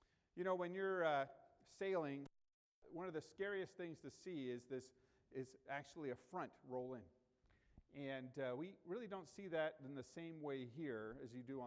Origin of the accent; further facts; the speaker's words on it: United States; growing up in the United States.